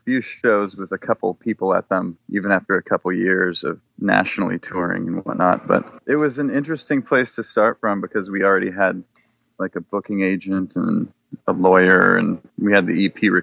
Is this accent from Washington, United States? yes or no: yes; Seattle, Washington, United States; also born or lived in Bellevue / Woodinville; I was born in Seattle and lived on the east side, over east side of Lake Washington, over in Bellevue and Woodinville